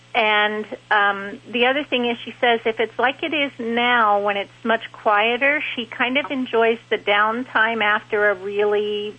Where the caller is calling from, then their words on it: Winder, Georgia, United States; Winder, Georgia.